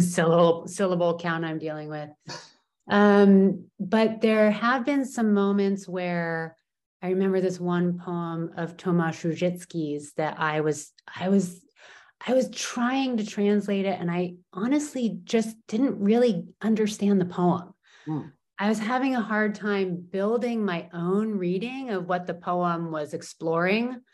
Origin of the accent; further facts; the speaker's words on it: California, United States; also born or lived in Portland, Oregon; now in Poland; I am definitely a Californian, but a Californian who often lives not in California.